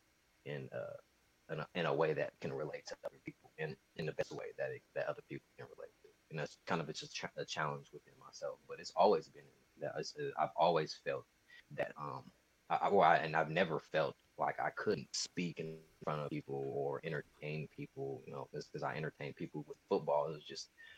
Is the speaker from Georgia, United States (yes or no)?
no; Sacramento, California, United States; also born or lived in Hayward, California; I'm a kid from Sacramento, California